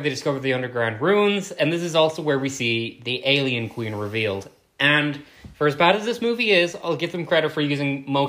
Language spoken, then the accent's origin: English; Ireland; we're both Irish.